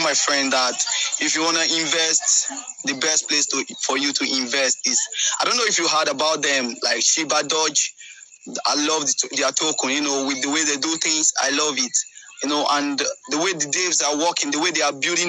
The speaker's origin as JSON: {"language": "English", "country": "Nigeria", "said": "Nigeria, we are coming up with new idea of music"}